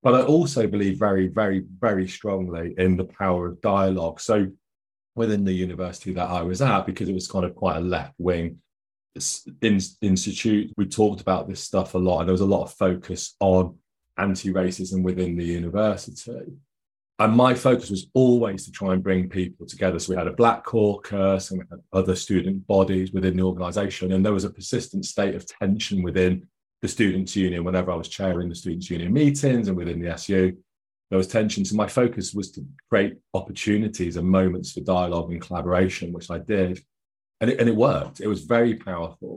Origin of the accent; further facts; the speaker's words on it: Nottingham, East Midlands, United Kingdom; I grew up in Nottingham in the East Midlands here in the UK.